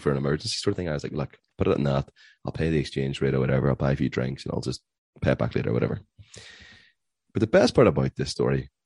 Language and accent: English; Ireland; I'm Irish